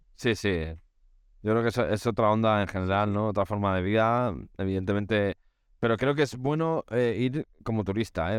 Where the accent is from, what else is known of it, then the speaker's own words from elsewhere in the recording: Spain; para un europeo como nosotros, español en este caso